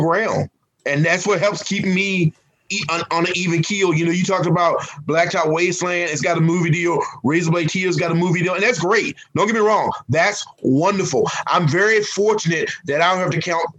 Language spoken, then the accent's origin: English; Virginia, United States; I'm a Southerner from Virginia